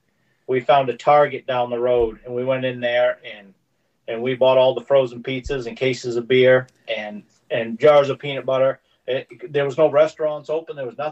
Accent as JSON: {"language": "English", "region": "Maine", "country": "United States", "moved": "as an adult", "lives_now": "Lufkin, United States", "said": "I'm from Lufkin. I live in Lufkin, Texas, originally from Maine."}